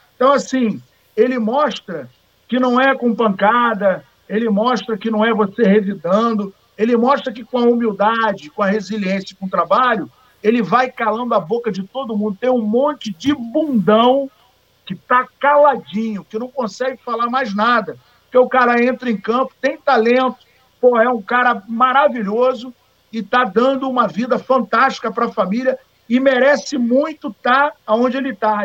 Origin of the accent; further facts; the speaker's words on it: Paraíba, Brazil; eu sou paraibano